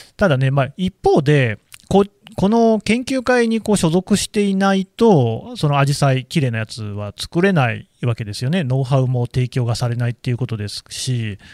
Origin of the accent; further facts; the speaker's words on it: Nagoya, Aichi, Japan; 私の故郷じゃないですか。